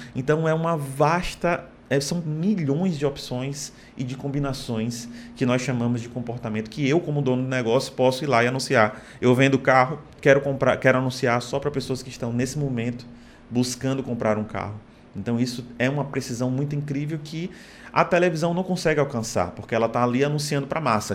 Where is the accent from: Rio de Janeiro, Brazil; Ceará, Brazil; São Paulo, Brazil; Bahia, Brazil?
Bahia, Brazil; Salvador; moved away as an adult; also born or lived in Fortaleza; now in Natal, Brazil; Sou baiano, nasci em Salvador, me mudei para cá para Fortaleza